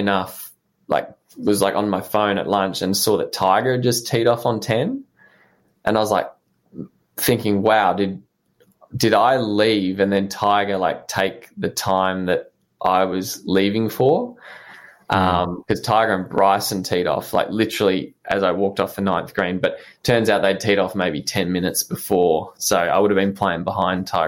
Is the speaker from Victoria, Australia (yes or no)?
yes; Melbourne, Victoria, Australia; I was from Melbourne